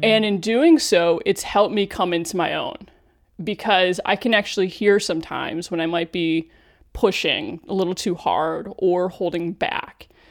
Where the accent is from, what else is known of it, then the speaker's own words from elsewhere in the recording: Cleveland, Ohio, United States; when I worked in local news in Cleveland, N B C affiliate, Channel three News, my hometown